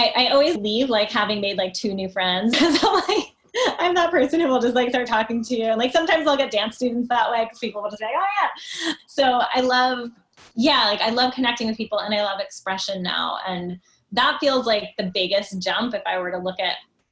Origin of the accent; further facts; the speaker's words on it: New Jersey, United States; I grew up in New Jersey